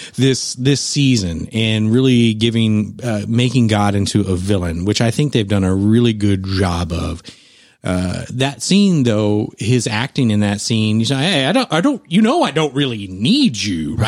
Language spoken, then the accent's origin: English; San Antonio, Texas, United States; my hometown